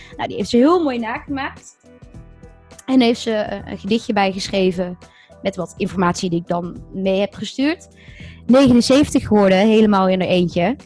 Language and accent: Dutch; Netherlands; we wel als Nederlanders